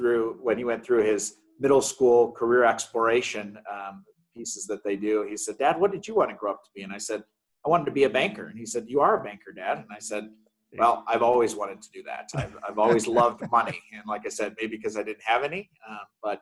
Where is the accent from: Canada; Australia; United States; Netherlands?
United States; Pueblo, Colorado; I grew up in Pueblo, Colorado, southern end of the state